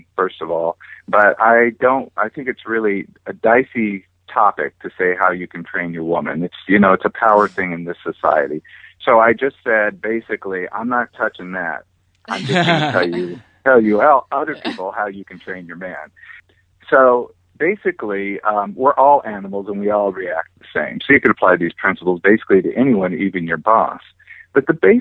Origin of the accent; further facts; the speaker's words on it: California, United States; also born or lived in Hawaii; I was born in Hawaii. My family moved back over here to California, and I grew up here on the beach